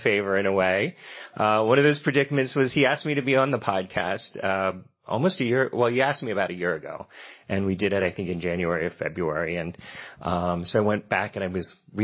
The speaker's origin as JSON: {"language": "English", "town": "Philadelphia", "region": "Pennsylvania", "country": "United States", "accent": "Philly", "said": "my Philly accent comes out"}